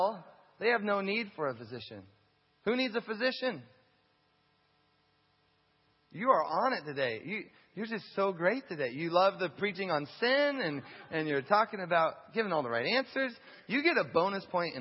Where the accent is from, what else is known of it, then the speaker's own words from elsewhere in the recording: United States; as an American who has a house and who eats six times a day